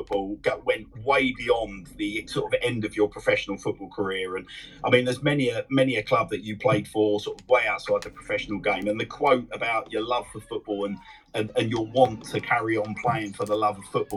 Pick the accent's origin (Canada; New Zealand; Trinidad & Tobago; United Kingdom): United Kingdom; London; Growing up in Catford, South East London